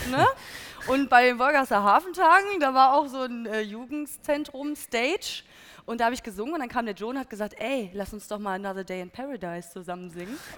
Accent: Hesse, Germany; Hi. Ähm, ich komme aus der Nähe von Frankfurt und wir gehen die letzten zwei Jahre eigentlich immer nach Frankfurt aufs Konzert.

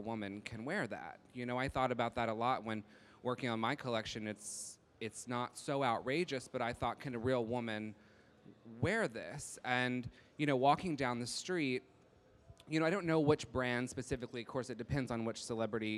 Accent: Texas, United States; I'm from Texas

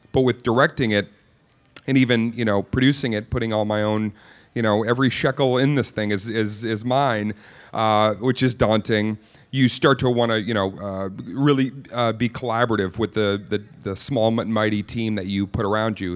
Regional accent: Boston, Massachusetts, United States; also born or lived in Cape Cod; I grew up in Boston

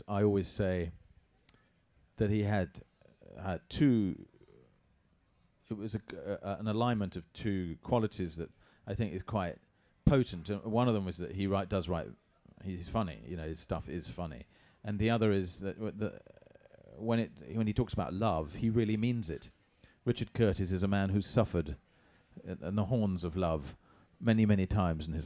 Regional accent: England, United Kingdom; I'm too English

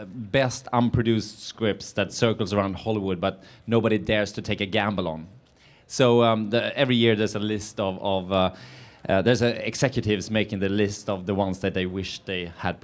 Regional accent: suburbs of Stockholm, Stockholm County, Sweden; moved away as an adult; now in Venice Beach, United States; I grew up outside Stockholm, in the suburbs of Stockholm, yeah.

